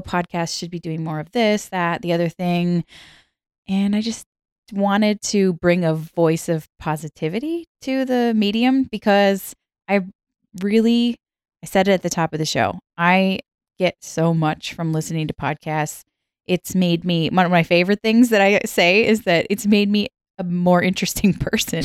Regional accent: Minnesota, United States; I grew up in the middle of the country. I grew up in Minnesota

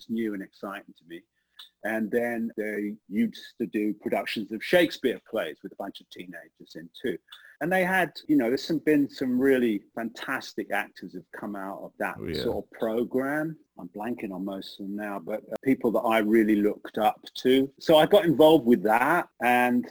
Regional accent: East Grinstead, South East England, United Kingdom; now in United States; I grew up outside of London in a town called East Grinstead in Sussex, which was about 30 or 40 miles from London.

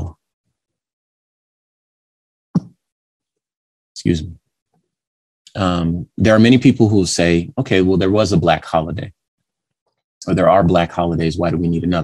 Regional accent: California, United States; now in Arizona, United States; We live in Arizona. So I was born in California

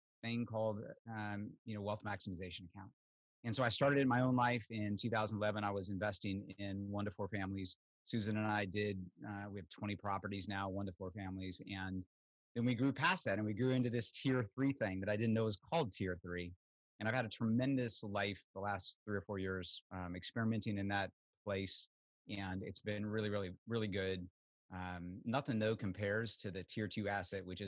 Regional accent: Southern Illinois, United States; moved away as an adult; I grew up in Southern Illinois, really never been out of the Midwest, dirt poor on a farm

